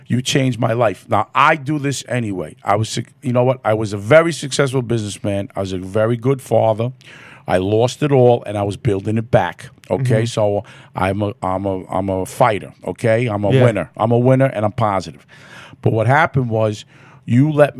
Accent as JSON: {"language": "English", "town": "New York City", "region": "New York", "country": "United States", "tie": "born or raised there", "said": "I'm from the Bronx"}